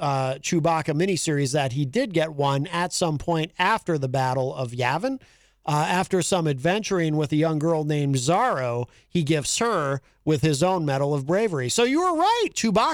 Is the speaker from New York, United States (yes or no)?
no; Hartford, Connecticut, United States; now in New Hampshire, United States; I was born in Hartford, Connecticut.